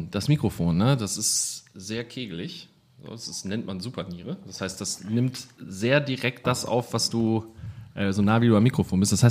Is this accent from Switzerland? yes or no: no; Bremen, Germany; accent: northern (nordisch); moved away as an adult; now in Münster, Germany; aus der Ecke Bremen, also manchmal hört man das noch, so den leichten Schnack, der ist manchmal noch so drin